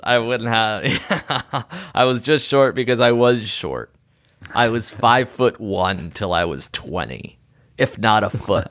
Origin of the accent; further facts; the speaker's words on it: New Haven, Connecticut, United States; I'm a boy from New Haven.